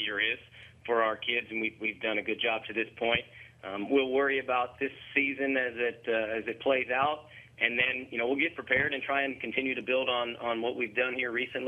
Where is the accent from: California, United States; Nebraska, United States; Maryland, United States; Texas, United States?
Maryland, United States; Frederick; I grew up in Frederick